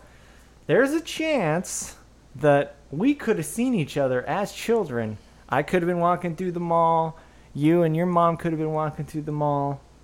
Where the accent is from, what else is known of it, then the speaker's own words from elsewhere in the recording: Woodland, California, United States; I grew up in Woodland, which is maybe like an hour away or less